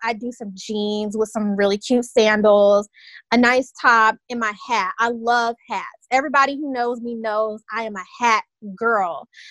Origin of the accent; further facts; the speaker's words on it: Tallahassee, Florida, United States; one of the best HBCUs in the land happens to be in my hometown